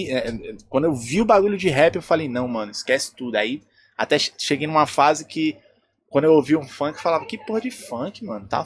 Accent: São Paulo, Brazil; lá do Grajaú, lá de onde eu sou

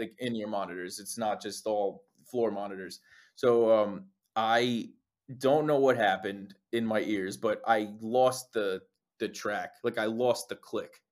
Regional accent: Saddle Brook, New Jersey, United States; there was a little shop in my hometown, Saddlebrook, New Jersey.

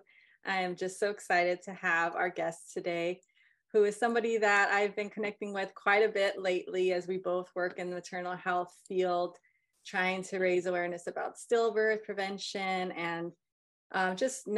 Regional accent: North Carolina, United States; We're both from North Carolina

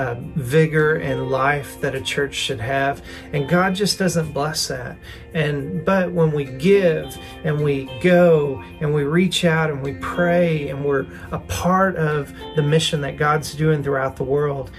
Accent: the South, United States; accent: southern; now in Fort Smith, United States; my southern accent

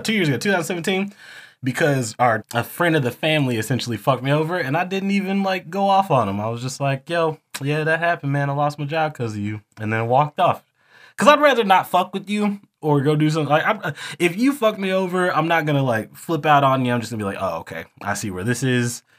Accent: the South, United States; we are from the South

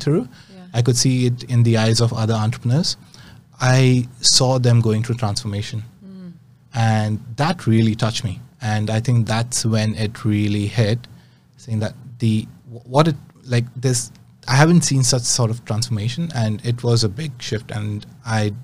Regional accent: Mumbai, Maharashtra, India; moved away; I grew up in India, in Bombay.

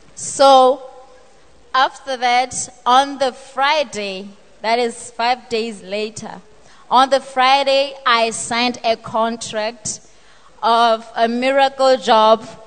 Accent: Botswana; I am from Botswana.

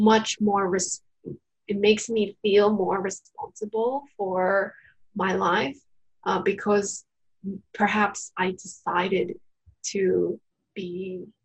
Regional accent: Japan; I was born in Japan

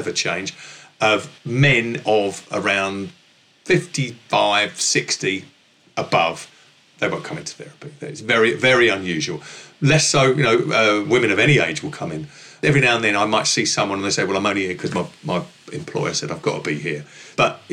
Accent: London, United Kingdom; accent: northeast London with a merge of Essex; also born or lived in Essex; My accent hails from sort of northeast London with a merge of Essex

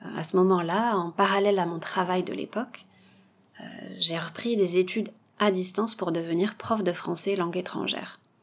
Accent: south-west France, France; moved away; also born or lived in Bordeaux / Taiwan; je viens du sud-ouest de la France

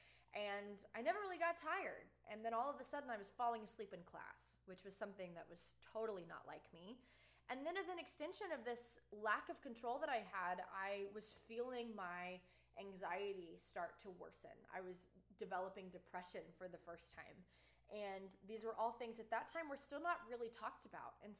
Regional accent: Texas, United States; moved away as an adult; also born or lived in Oklahoma; I'm from Texas

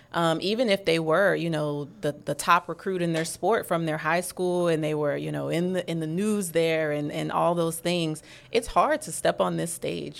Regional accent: New Orleans, Louisiana, United States; moved away as an adult; also born or lived in Florida; I'm from New Orleans

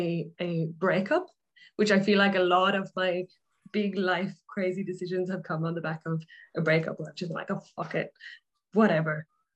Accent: Ireland; moved away as an adult; now in Australia; So I grew up in Ireland. I moved to Australia nearly 11 years ago. So that's why my accent is probably a bit weird.

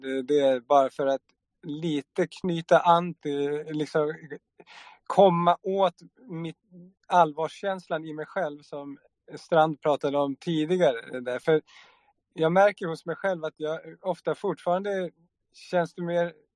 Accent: Sweden; jag är uppväxt i Sverige

